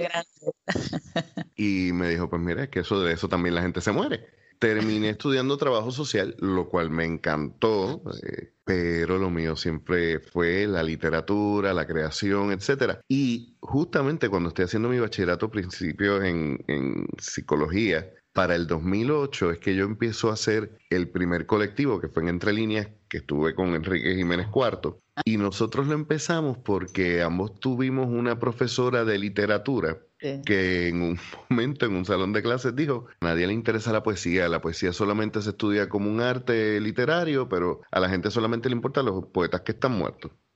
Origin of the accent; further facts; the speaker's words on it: Puerto Rico; como puertorriqueño también conozco la cultura